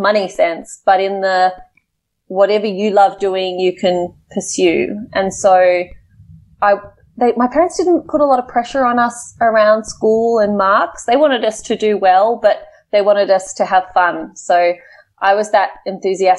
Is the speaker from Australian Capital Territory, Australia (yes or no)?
yes; Canberra, Australian Capital Territory, Australia; I grew up in Canberra, which is Australia's capital city